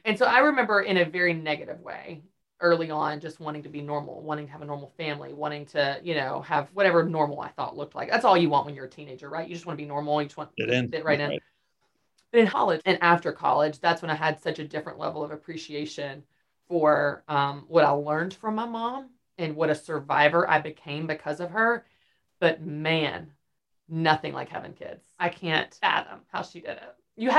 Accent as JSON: {"language": "English", "town": "Nashville", "region": "Tennessee", "country": "United States", "said": "I don't even have to move. I'm from Nashville."}